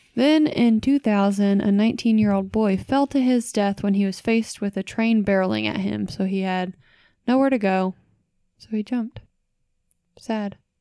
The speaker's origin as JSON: {"language": "English", "area": "Louisville area", "region": "Kentucky", "country": "United States", "tie": "born or raised there", "said": "my hometown"}